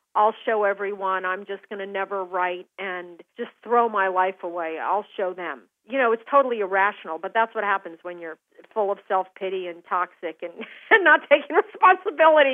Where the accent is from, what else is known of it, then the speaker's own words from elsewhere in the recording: Aspen, Colorado, United States; now in Seattle, United States; growing up in Aspen